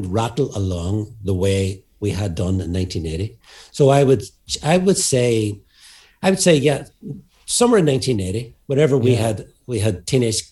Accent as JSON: {"language": "English", "town": "Derry", "region": "Northern Ireland", "country": "United Kingdom", "said": "we're from Derry"}